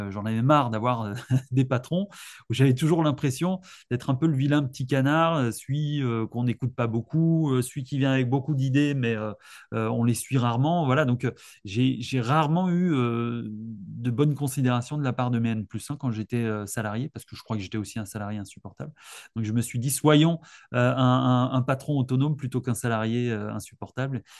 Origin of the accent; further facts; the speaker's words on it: Alsace, Grand Est, France; moved away as an adult; now in Lyon, France; je suis originaire d'Alsace. Je suis arrivé il y a 15 ans.